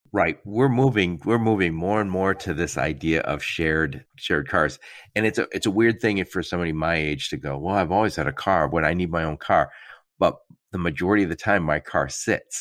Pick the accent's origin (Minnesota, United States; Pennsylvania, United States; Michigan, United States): Michigan, United States; Detroit; I'm from the Detroit area.